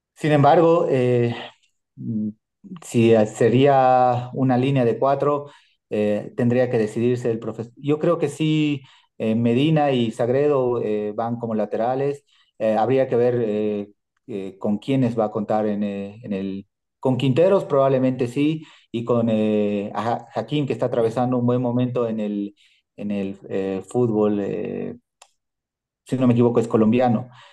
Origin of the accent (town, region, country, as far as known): Bolivia